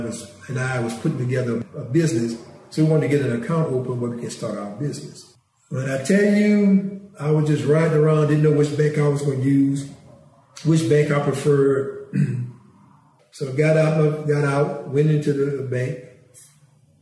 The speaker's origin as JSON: {"language": "English", "town": "Franklin", "country": "United States", "said": "I was from Franklin"}